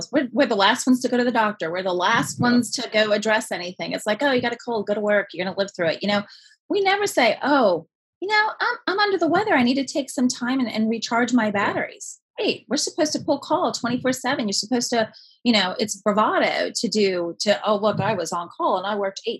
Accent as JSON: {"language": "English", "town": "New York City", "region": "New York", "country": "United States", "tie": "born or raised there", "said": "You know, I was born and raised in New York City, Italian immigrant family."}